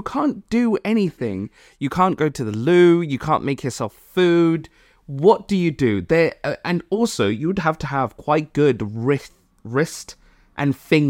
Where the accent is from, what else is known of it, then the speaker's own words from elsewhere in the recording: Malawi; I'm from Malawi, and I like my African friends